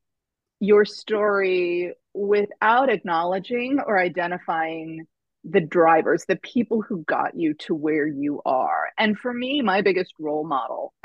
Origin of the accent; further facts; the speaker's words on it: Tornado Alley, United States; I grew up in Tornado Alley